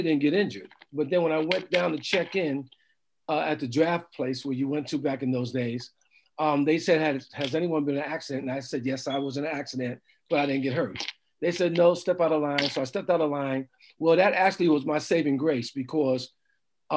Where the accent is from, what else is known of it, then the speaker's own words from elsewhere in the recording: New York City, New York, United States; moved away as an adult; also born or lived in Vancouver, Washington / New Orleans; now in Redmond, United States; I grew up in New York City. I grew up in Harlem, New York City